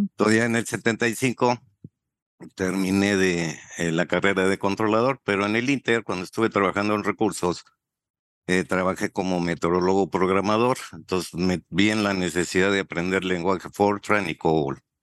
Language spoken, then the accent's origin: Spanish; Torreón, Coahuila, Mexico; moved away as an adult; also born or lived in Mexico City / Chihuahua / Cozumel; regresé a, mi tierra, aquí a Torreón